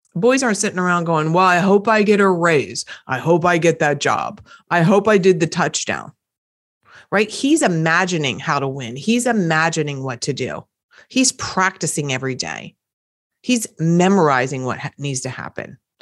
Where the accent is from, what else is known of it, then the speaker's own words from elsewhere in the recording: East Coast, United States; accent: East Coast; my East Coast accent comes up every now and again when I'm tired